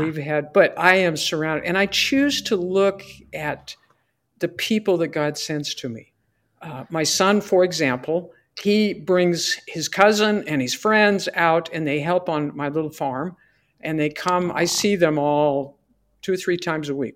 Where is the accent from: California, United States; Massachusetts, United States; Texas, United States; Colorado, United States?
Colorado, United States; Fort Morgan; Fort Morgan, my hometown